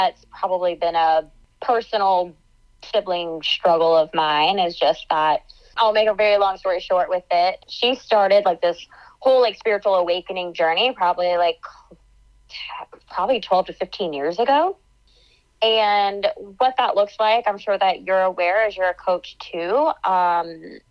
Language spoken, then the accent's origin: English; about an hour east of Atlanta, Georgia, United States; I am born and raised in Georgia, so I grew up about an hour east of Atlanta